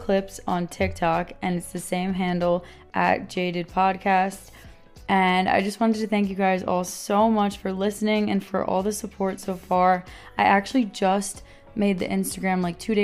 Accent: New York, United States; I am born and raised in New York

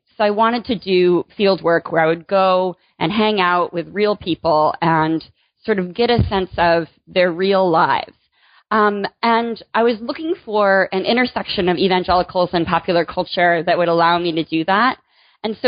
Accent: Michigan, United States; moved away as an adult; also born or lived in North Carolina; now in Virginia, United States; I grew up in Michigan

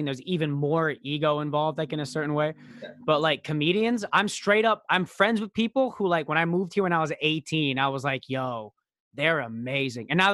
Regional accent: Royal Oak, Michigan, United States; I was born outside of Royal Oak, Michigan. Born outside of at Royal Oak Hospital

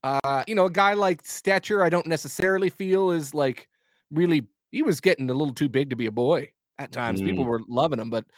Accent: Vancouver, British Columbia, Canada; I'm from Vancouver, BC.

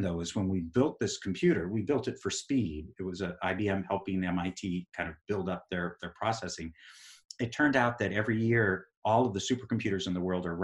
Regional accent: Texas, United States; born or raised there; moved away as an adult; also born or lived in New York / Massachusetts; now in Burlington, Vermont, United States

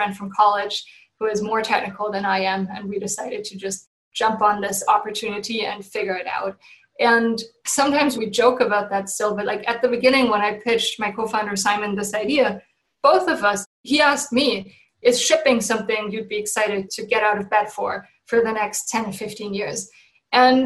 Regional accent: Germany; moved away as an adult; now in San Francisco, United States; I'm originally from Germany.

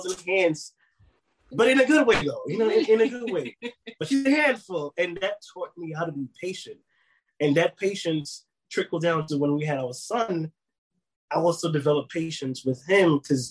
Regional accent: New York City, New York, United States; also born or lived in Mount Vernon, New York; being in the Bronx, growing up in the Bronx at that time

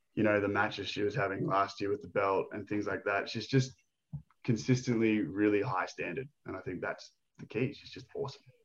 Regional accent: Australia; I'm Aussie.

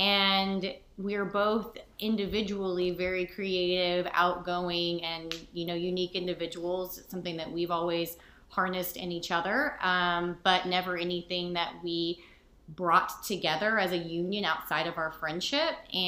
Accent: Dallas, Texas, United States; We're from Dallas, Texas, born and raised, and this is the place that we met. We met when we were 5 years old in kindergarten.

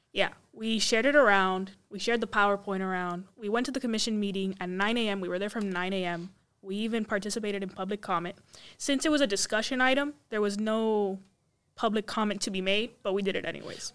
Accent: Hialeah, Florida, United States; I'm from Hialeah.

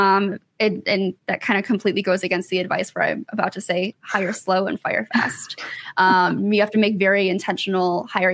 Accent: Michigan, United States; now in Atlanta, United States; I'm originally from Michigan. I live in Atlanta now

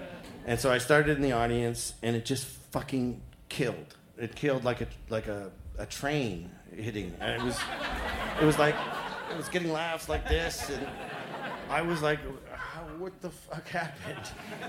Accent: Toronto, Ontario, Canada; Now, I'm from Toronto, and I'm like, what the fuck is that?

